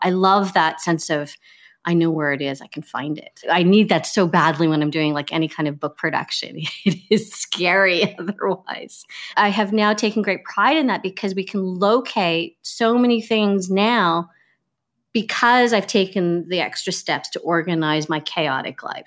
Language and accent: English; Victoria, British Columbia, Canada; I grew up in Victoria, B C, and so it's on the West Coast.